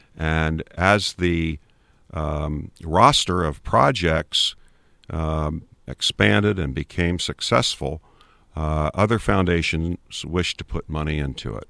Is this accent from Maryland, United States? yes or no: yes; Maryland, United States; also born or lived in Huntingdon County, Pennsylvania; now in Pennsylvania, United States; I grew up in Maryland, in, in the suburbs